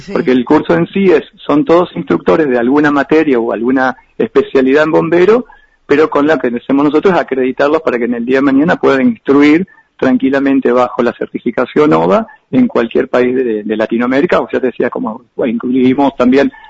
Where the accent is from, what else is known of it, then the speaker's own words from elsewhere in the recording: Argentina; Ah, como argentinos no estábamos chochos porque queríamos entrar a la habitación